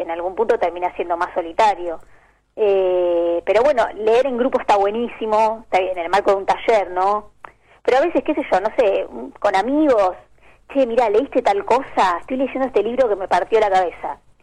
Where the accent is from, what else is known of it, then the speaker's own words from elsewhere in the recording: Bahía Blanca, Buenos Aires Province, Argentina; moved away; yo soy de Bahía Blanca y crecí siempre cerca de Montermoso, la playa